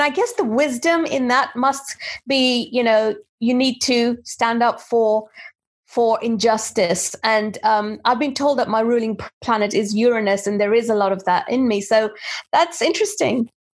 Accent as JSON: {"language": "English", "country": "India", "tie": "born there", "said": "So my name, I'm of Indian origin. I was born in India"}